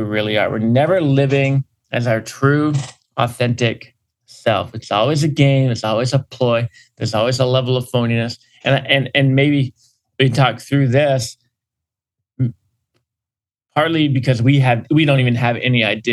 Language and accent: English; Northeast, United States; I'm a Yankee, like living here in the Northeast